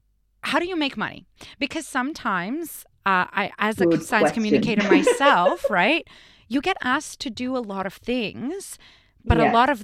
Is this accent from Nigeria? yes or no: no; Canada; as like a Canadian.